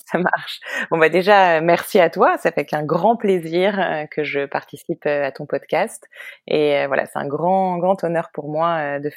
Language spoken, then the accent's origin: French; Paris, Île-de-France, France; moved away as an adult; also born or lived in Israel; now in New York, United States; née, j'ai grandi à Paris, j'ai fait des études à Paris.